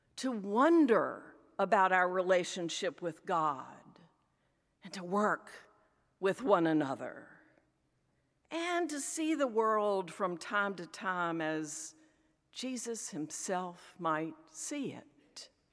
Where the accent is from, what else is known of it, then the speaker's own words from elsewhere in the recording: Richmond, Virginia, United States; accent: Southern; also born or lived in Philadelphia area; now in Philadelphia, United States; I grew up in Richmond, Virginia